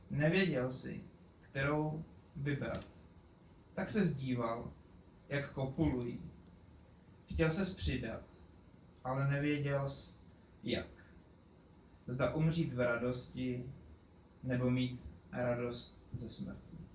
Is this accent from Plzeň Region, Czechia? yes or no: no; Pardubice, Pardubice Region, Czechia; jsem původně z Koněpulek, respektive Pardubic.